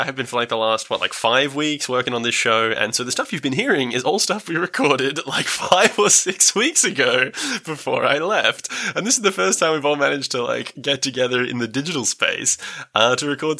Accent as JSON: {"language": "English", "country": "United Kingdom", "said": "I'm your British professional podcast dungeon master"}